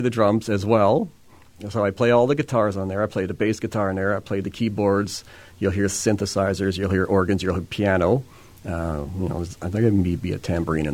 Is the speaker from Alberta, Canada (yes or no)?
no; Winnipeg, Manitoba, Canada; now in Manitou, Canada; I'm from Winnipeg. I lived there for the first 48 years of my life.